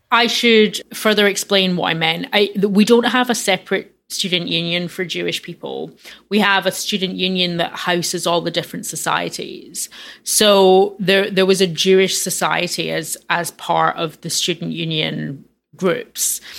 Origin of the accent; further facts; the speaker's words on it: Glasgow, Scotland, United Kingdom; moved away; growing up in Glasgow